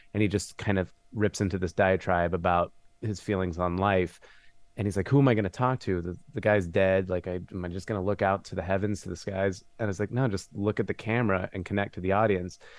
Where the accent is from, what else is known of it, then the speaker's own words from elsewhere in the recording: New Mexico, United States; moved away as an adult; now in Los Angeles, United States; I'm from New Mexico. I've been in L A for about twenty-five years. So, I just grew up in the desert.